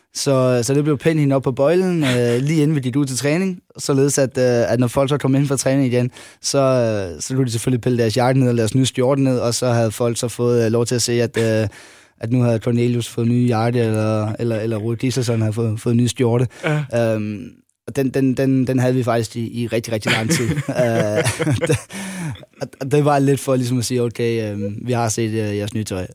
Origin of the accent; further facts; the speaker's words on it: Funen, Southern Denmark, Denmark; jeg var Fynbo